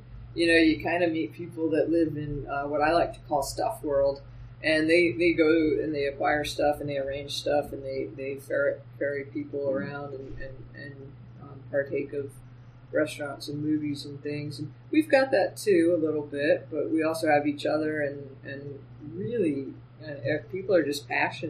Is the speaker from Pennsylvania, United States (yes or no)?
yes; Pennsylvania, United States; also born or lived in Rhode Island / Connecticut; I grew up in a number of places. I moved from Pennsylvania to Rhode Island to Connecticut.